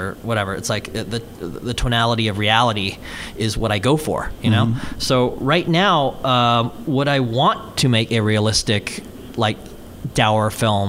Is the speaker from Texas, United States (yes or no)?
yes; Houston, Texas, United States; moved away as an adult; now in Los Angeles, United States; I mostly raised in Houston, Texas, from say I think 8 to 17